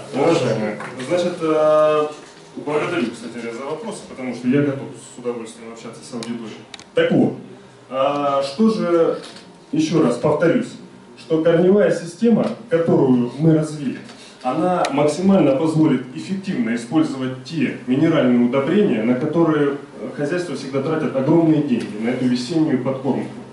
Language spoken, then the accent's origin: Russian; Rostov Oblast, Russia; мы сами из Ростовской области